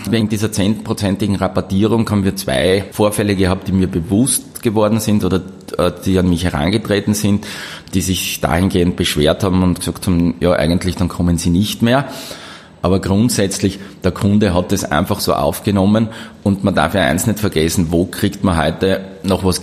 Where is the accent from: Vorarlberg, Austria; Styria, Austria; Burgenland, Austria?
Styria, Austria; Graz; Ich bin in Graz geboren, 1970, bin in die Schule gegangen, Volksschule, Mittelschule